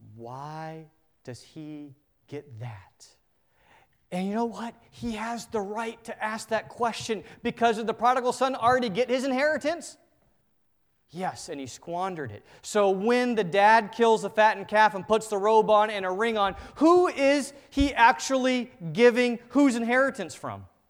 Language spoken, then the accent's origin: English; United States; As an American culture